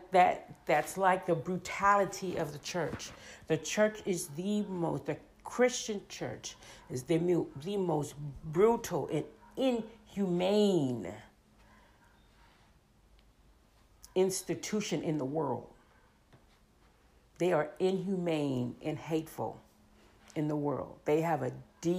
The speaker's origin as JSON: {"language": "English", "town": "Leavenworth", "region": "Kansas", "country": "United States", "tie": "born or raised there"}